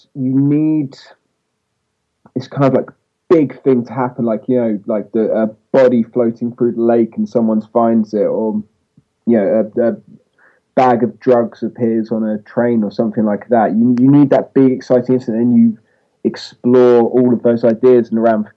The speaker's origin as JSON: {"language": "English", "region": "England", "country": "United Kingdom", "said": "I'm English"}